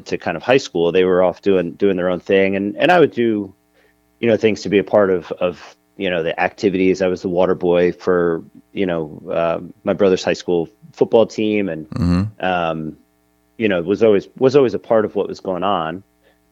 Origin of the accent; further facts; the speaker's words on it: New Jersey, United States; I was born and raised in New Jersey. I've been living, in the same general area, my entire life. And I'm about 20 minutes outside of New York City